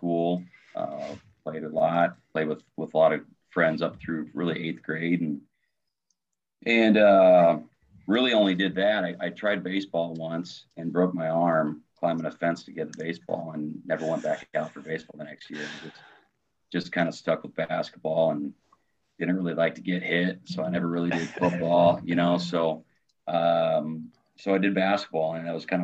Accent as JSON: {"language": "English", "town": "Omaha", "region": "Nebraska", "country": "United States", "tie": "born or raised there", "also_born_or_lived": "Ralston, Nebraska / Dodge City, Kansas", "moved": "as an adult", "lives_now": "Cedar Rapids, United States", "said": "I'm originally from Omaha, Nebraska. So it's tough living around here in Cedar Rapids"}